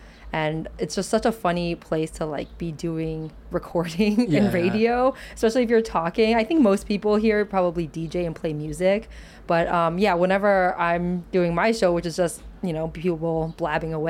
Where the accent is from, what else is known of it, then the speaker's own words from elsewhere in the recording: Illinois, United States; also born or lived in Beijing, China / Pittsburgh; moved with my mom to Illinois. And so that's where I mostly grew up. Midwest